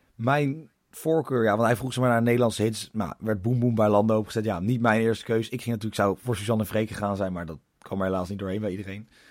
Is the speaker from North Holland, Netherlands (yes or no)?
no; Leiden, South Holland, Netherlands; ik kom uit Leiden. Omgeving Leiden